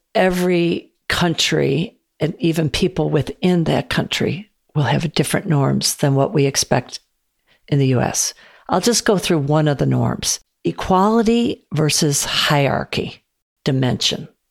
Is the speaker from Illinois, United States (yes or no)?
yes; Chicago, Illinois, United States; I grew up on the South Side of Chicago